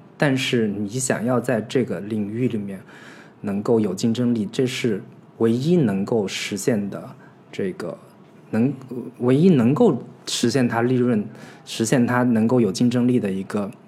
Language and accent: Chinese; China; 我们中国人似乎 非常清楚